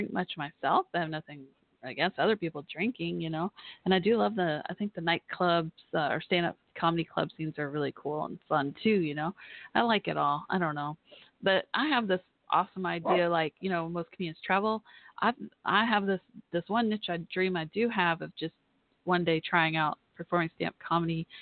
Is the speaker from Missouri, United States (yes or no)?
no; Irving, Texas, United States; accent: southern; I grew up in Irving, where the old Texas Stadium, old Cowboys Stadium called Texas Stadium was